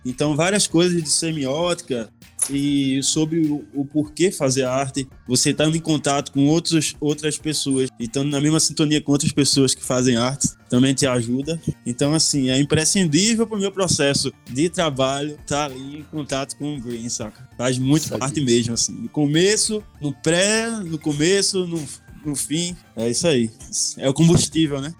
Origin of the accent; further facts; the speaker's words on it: Recife, Pernambuco, Brazil; moved away as an adult; also born or lived in São Paulo / Porto Alegre; now in Belo Horizonte, Brazil; eu, que vim da, da, da periferia do Recife, nunca tive acesso até chegar aqui no Sudeste